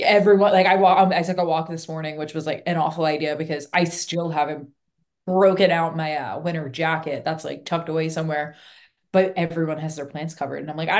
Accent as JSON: {"language": "English", "region": "Northeast", "country": "United States", "also_born_or_lived": "Philadelphia area", "moved": "as an adult", "lives_now": "St. Augustine, Florida, United States", "said": "I'm from the Northeast, so like I know what cold actually is"}